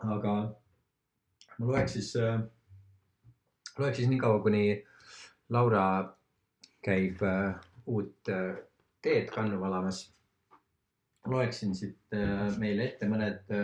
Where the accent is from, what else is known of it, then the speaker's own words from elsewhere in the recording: Estonia; also born or lived in Lahemaa; mina olen ka maalt pärit